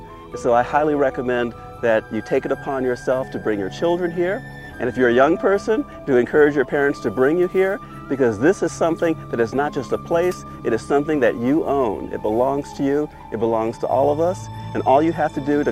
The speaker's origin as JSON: {"language": "English", "town": "Detroit", "region": "Michigan", "country": "United States", "tie": "born or raised there", "also_born_or_lived": "Yosemite", "moved": "yes", "said": "growing up in inner city Detroit"}